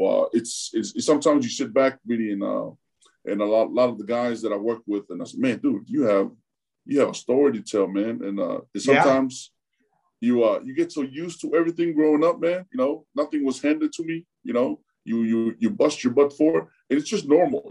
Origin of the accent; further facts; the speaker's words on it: Euless, Texas, United States; English is a second language; moved away as an adult; also born or lived in Tonga; now in Florida, United States; grew up in Euless, junior high and high school